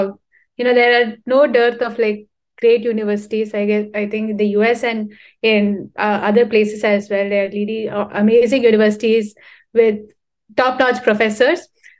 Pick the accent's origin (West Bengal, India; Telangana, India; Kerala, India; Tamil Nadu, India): Tamil Nadu, India; Chennai; So I come from Chennai. It's in the southern part of India, a really hot, scorching place.